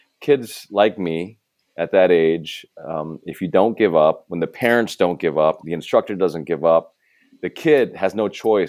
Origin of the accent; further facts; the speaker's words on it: Arkansas, United States; as a child, growing up in Arkansas